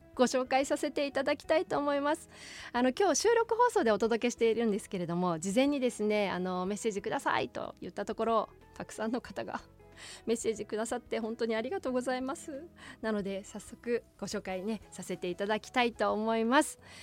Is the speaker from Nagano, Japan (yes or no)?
no; Otaru, Hokkaido, Japan; 私小樽出身でございまして